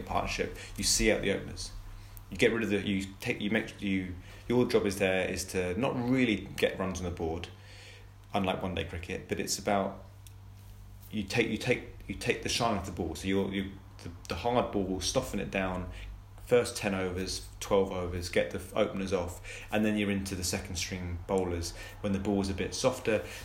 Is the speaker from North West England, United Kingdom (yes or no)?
no; Colchester, East of England, United Kingdom; I grew up in Colchester